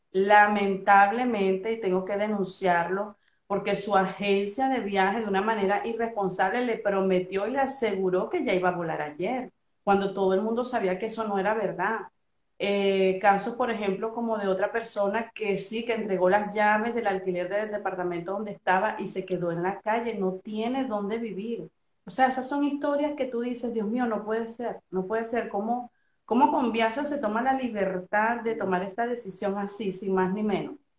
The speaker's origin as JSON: {"language": "Spanish", "country": "Venezuela", "moved": "yes", "lives_now": "Argentina", "said": "como venezolana"}